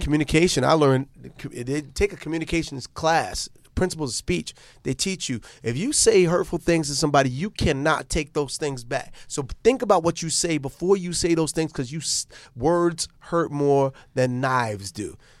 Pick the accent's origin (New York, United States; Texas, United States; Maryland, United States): New York, United States; New York City; Born and raised. We went to LaGuardia High School